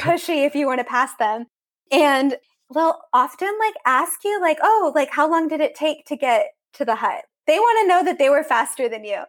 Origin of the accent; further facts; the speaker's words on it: Central Coast, Monterey Bay, California, United States; accent: American; moved away as an adult; now in Austria; I grew up in California on the coast